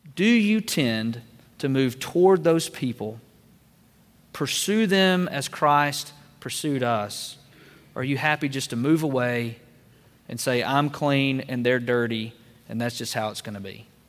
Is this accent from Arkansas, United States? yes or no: no; Double Springs, Alabama, United States; I grew up in Northwest Alabama in Double Springs